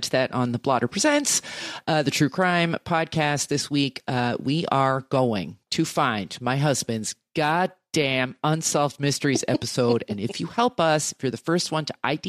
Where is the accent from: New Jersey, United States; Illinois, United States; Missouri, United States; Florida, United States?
New Jersey, United States; I am a magpie from New Jersey